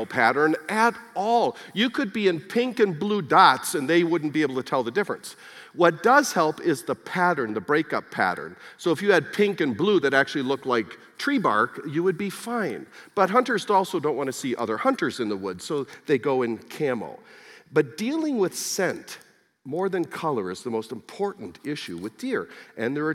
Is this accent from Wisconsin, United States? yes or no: yes; Wisconsin, United States; born or raised there